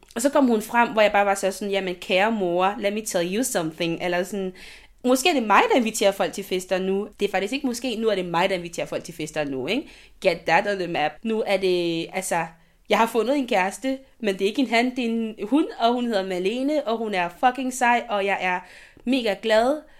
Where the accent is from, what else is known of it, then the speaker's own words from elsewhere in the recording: Côte d’Ivoire; now in Denmark; det land, jeg kommer fra